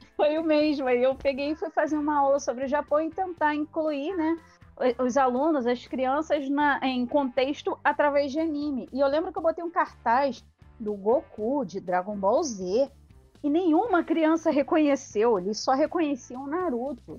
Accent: Rio de Janeiro, Brazil; eu sou do Rio de Janeiro.

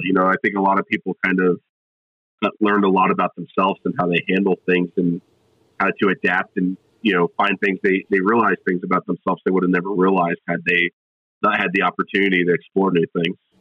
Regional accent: South Florida, United States; also born or lived in New Jersey / California; now in Tennessee, United States; I grew up in South Florida, uh, so originally from New Jersey, grew up in South Florida

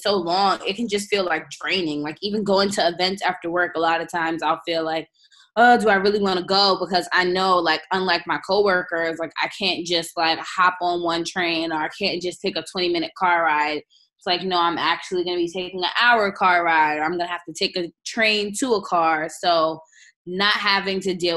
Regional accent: New York City, New York, United States; I grew up in Southside, Jamaica, Queens. Still live here.

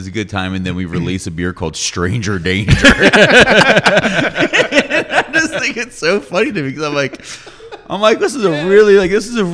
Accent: Atlanta, Georgia, United States; I'm from Atlanta. I love my city

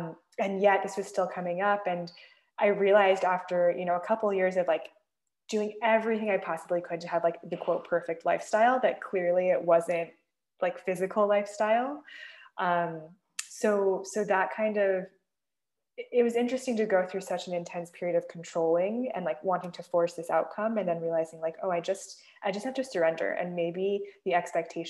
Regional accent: the Bay Area, California, United States; I grew up in the Bay Area

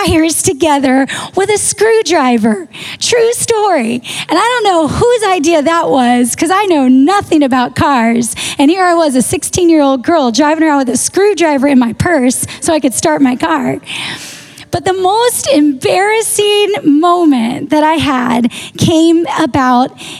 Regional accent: Texas, United States; I grew up in Texas

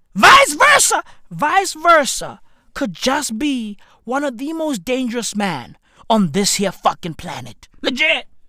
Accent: South Africa; I'm from South Africa

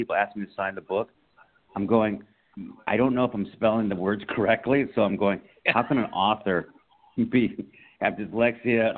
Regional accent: San Diego, California, United States; I grew up in San Diego, California

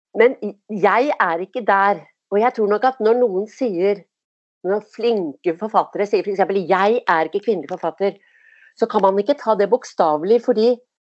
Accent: Oslo, Norway; jeg vokste opp på Tåsen

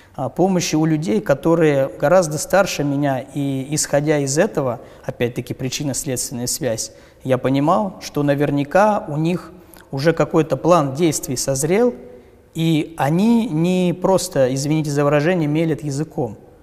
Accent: Ryazan Oblast, Russia; В моем поселке, ровно как и во всей Рязанской области

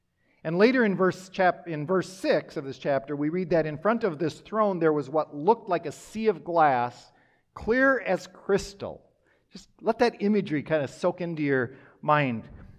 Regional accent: Minnesota, United States; also born or lived in Wisconsin; I grew up in Minnesota, Wisconsin, but have lived in the Midwest most of my life.

